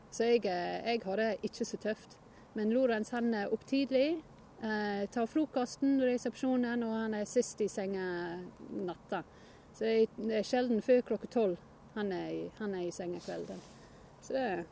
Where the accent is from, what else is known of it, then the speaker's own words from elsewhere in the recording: Northumberland, North East England, United Kingdom; Norwegian is a second language; moved away as an adult; now in Norway; jeg kommer fra Northumberland. Og det er midt imellom Newcastle og Edinburgh på østkysten